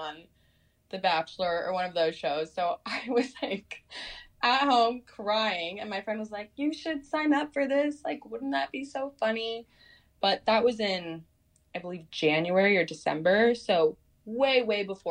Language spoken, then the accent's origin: English; Portland, Oregon, United States; also born or lived in Arizona; I'm from Portland, Oregon